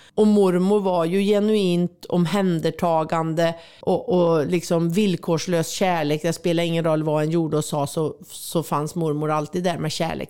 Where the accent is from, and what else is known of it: Värmland, Sweden; born or raised there; moved away; also born or lived in Switzerland